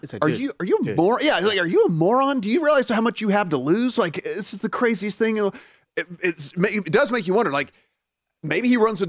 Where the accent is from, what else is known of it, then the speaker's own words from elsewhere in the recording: Northwest Louisiana, United States; I'm from Louisiana. The thing is I'm from Northwest Louisiana.